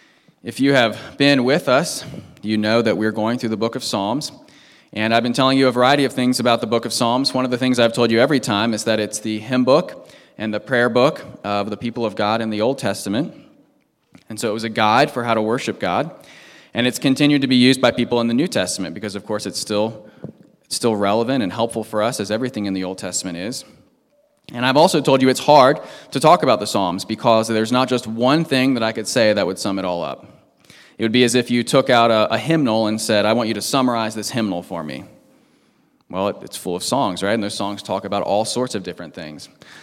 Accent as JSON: {"language": "English", "region": "Washington, D.C. area", "country": "United States", "tie": "born or raised there"}